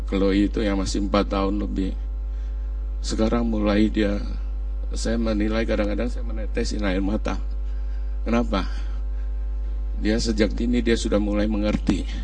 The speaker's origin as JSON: {"language": "Indonesian", "town": "Kudus", "region": "Central Java", "country": "Indonesia", "said": "Ini Kudus, kota Kudus. Ya Aku orang Kudus."}